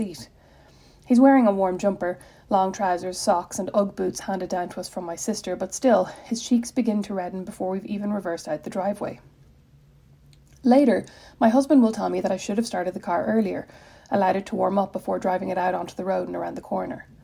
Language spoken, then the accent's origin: English; Ireland; moved away as an adult; now in Indiana, United States; As an Irish person